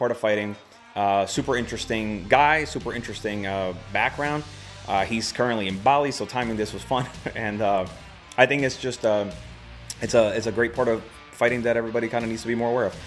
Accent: Puerto Rico; moved away; I'm originally from Puerto Rico

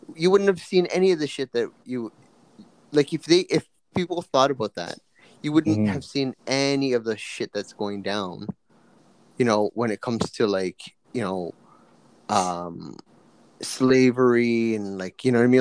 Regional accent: Canada; I'm, you know, Japanese, Filipino, at, but I'm also Canadian, right? I was born here

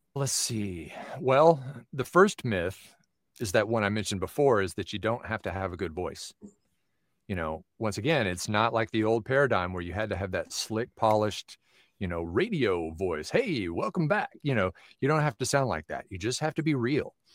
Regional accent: Knoxville, Tennessee, United States; now in Phoenix, United States; I was born in Knoxville, Tennessee, born and raised there, and so I'm now living in Phoenix

